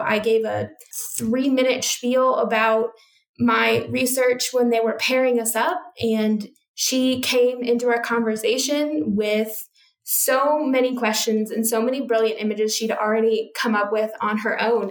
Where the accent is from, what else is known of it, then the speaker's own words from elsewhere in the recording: United States; moved away as an adult; also born or lived in United Kingdom; now in Australia; I'm from United States, which has a fairly similar culture, it's still radically different